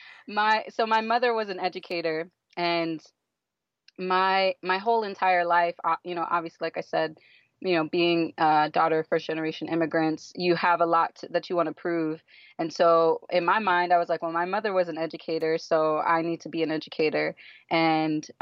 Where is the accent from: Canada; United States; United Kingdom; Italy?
United States; Killeen, Texas; now in Miami, United States; I grew up in a small military town called Killeen, Fort Hood in Texas.